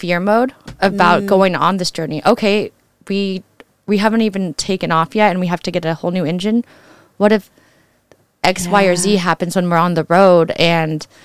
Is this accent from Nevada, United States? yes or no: yes; Carson City, Nevada, United States; I'm from Carson City, Nevada